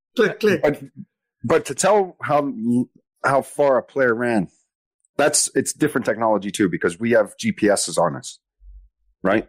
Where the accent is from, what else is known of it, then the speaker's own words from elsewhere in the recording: Canada; being Canadian.